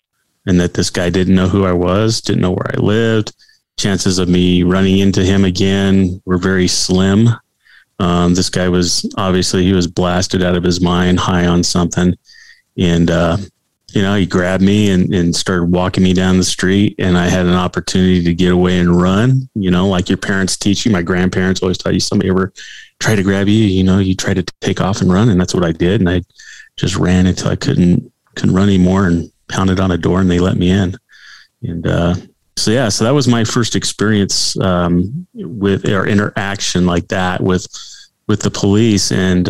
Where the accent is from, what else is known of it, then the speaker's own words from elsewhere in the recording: California, United States; now in Colorado, United States; she's from Northern California. I was from Southern California, which are two different states. I mean, it's just totally different. And when we first got married, it was actually less expensive to live here in Colorado than it was out in California